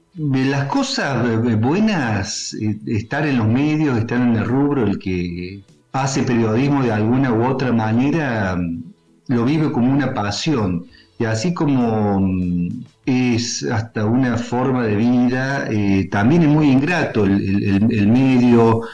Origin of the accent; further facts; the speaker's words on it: Río Tercero, Córdoba, Argentina; Nosotros somos de Río Tercero, del interior cordobés